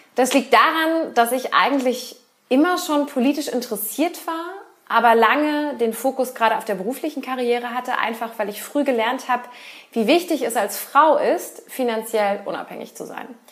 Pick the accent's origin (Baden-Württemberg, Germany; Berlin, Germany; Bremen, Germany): Berlin, Germany; now in Cologne, Germany; gebürtige Berlinerin, überzeugte Wahlkölnerin